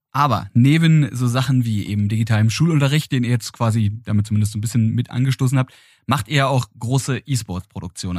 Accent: Berlin, Germany; als gebürtiger Berliner, Ähm, der diese Stadt auch nie wirklich verlassen hat

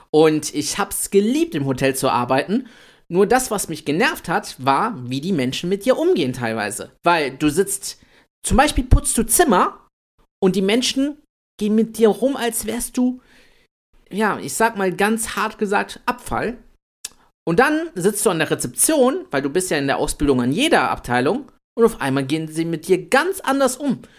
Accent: Italy; Ich bin der kleine Italiener.

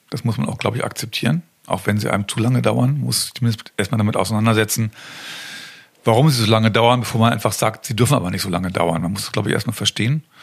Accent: Göttingen, Lower Saxony, Germany; also born or lived in Kassel; Göttingen war meine alte Heimat, ich kannte die Stadt, habe in Kassel gelebt, hatte dort mittlerweile eine Partnerin und ein Kind.

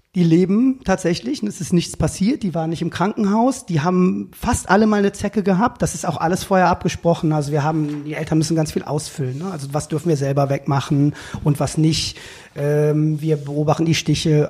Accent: Cologne, North Rhine-Westphalia, Germany; Ich bin aus Köln-Buchforst, also ich bin in Buchforst groß geworden

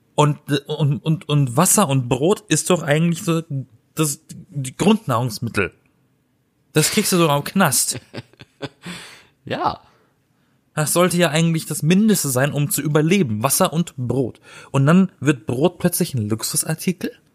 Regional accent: Black Forest, Baden-Württemberg, Germany; now in Berlin, Germany; ich komme aus dem Schwarzwald. Da, da, da, wurden die Brezeln erfunden.

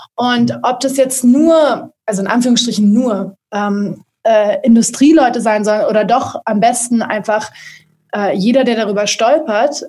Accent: Berlin, Germany; komme aus Berlin

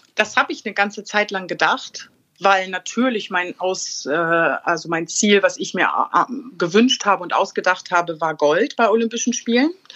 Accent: Bad Schwartau, Schleswig-Holstein, Germany; ich bin in Bad Schwartau groß geworden

